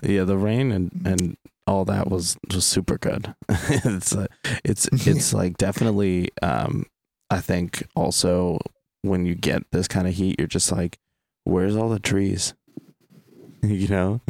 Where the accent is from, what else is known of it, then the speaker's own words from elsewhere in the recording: Ohio, United States; now in California, United States; growing up in Ohio